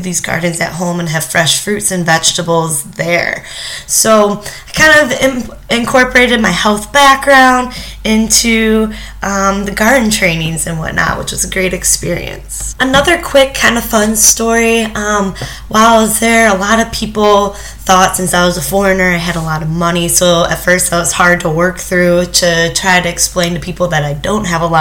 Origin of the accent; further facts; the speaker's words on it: Wixom, Michigan, United States; moved away as an adult; also born or lived in Ethiopia; now in Illinois, United States; I'm from Wixom, Michigan